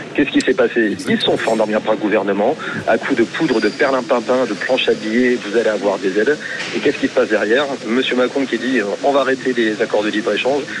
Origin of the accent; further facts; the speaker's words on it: Hauts-de-France, France; now in Hérault, France; aux Hauts-de-France, en fait c'est ma région natale